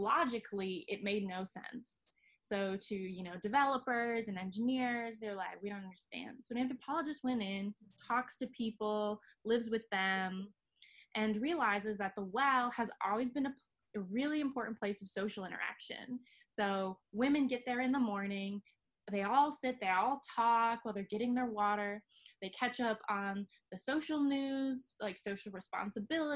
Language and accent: English; Grand Rapids, Michigan, United States; I was born in Grand Rapids with my three other siblings. We were raised here